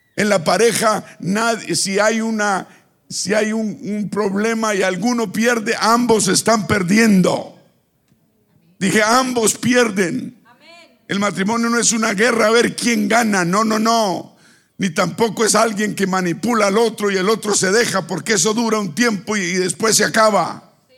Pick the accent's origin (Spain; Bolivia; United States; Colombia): Colombia; Bucaramanga, Santander; moved away; Bucaramanga, donde yo vivía